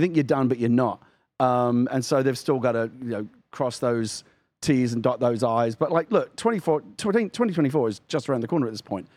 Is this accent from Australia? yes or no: no; United Kingdom; now in United States; as a Brit